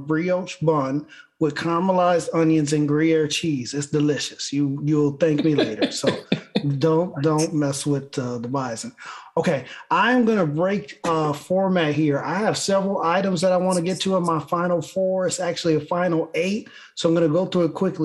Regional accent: Buffalo, New York, United States; my hometown Buffalo

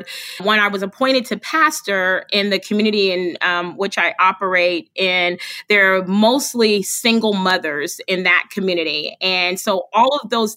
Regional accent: Charleston, South Carolina, United States; moved away as an adult; now in Indianapolis, United States; I'm originally from Charleston, South Carolina, and ended up in Indianapolis, Indiana

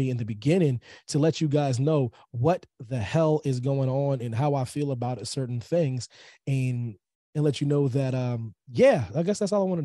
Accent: Pennsylvania, United States; Pennsylvania is my home state, military kid and whatnot.

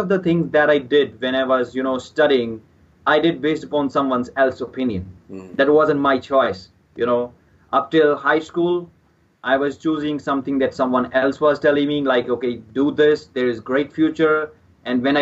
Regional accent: Punjab, India; This is my hometown. I grew up here and I'm still living here.

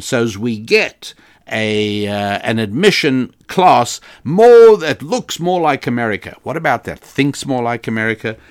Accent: United States; I am an American

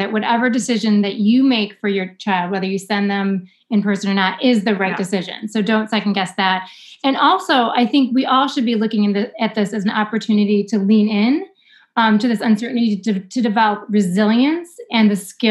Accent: Michigan, United States; I'm from Michigan.

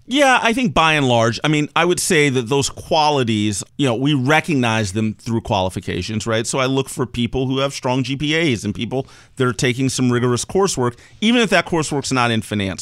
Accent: Maryland, United States; I spent most of my time growing up in Maryland, right outside of D C

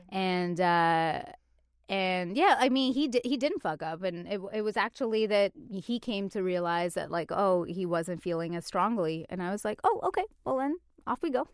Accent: Canada; moved away; I'm from Canada

